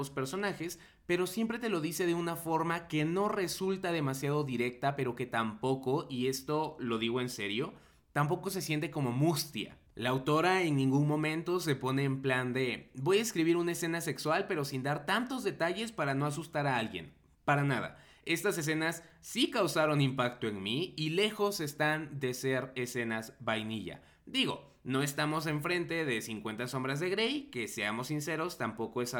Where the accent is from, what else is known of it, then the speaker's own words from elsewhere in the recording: Mexico; la neta uno como mexicano o como no estadounidense en general pues a veces no está tan familiarizado con ciertos términos o dinámicas electorales.